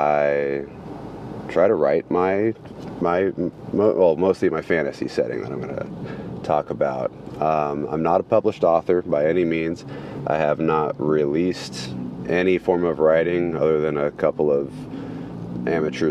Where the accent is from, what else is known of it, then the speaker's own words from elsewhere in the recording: Sacramento, California, United States; I'm from Sacramento, California